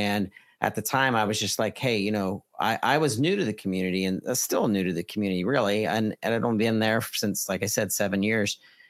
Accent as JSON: {"language": "English", "town": "Butler", "region": "Pennsylvania", "country": "United States", "tie": "born or raised there", "lives_now": "Fayette County, United States", "said": "Fayette County is my home county. I grew up in Butler, Pennsylvania, Butler County, but I moved down in Fayette County in 2012."}